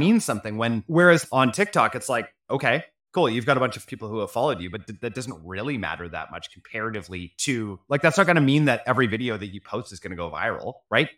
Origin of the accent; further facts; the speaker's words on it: Canada; as a Canadian